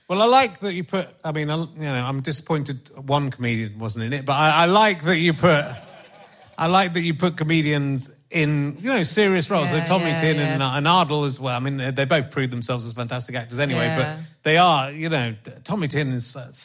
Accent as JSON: {"language": "English", "region": "Northern Ireland", "country": "United Kingdom", "said": "Oh, I'm from Northern Ireland."}